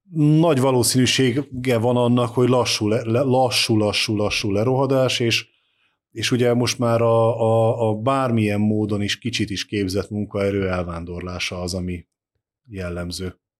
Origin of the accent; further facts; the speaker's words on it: Eastern Hungary, Hungary; Kelet-Magyarországon, ahonnan én származom